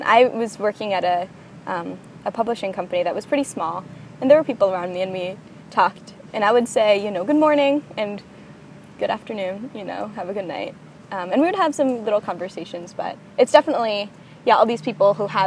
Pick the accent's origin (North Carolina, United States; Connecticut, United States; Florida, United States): Connecticut, United States; I was living in Connecticut, where I'm from